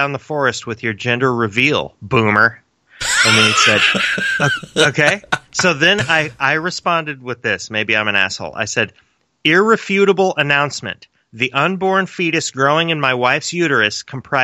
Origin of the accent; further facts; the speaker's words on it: Sevierville, Tennessee, United States; also born or lived in Wichita, Kansas; I was born in Wichita, Kansas, yeah. And then, of course, moved to... down on Payne Street in Sevierville, Tennessee.